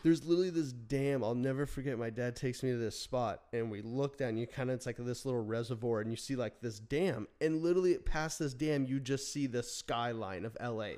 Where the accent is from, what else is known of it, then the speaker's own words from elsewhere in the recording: Phoenix, Arizona, United States; moved away; also born or lived in Burbank, California; we grew up in Phoenix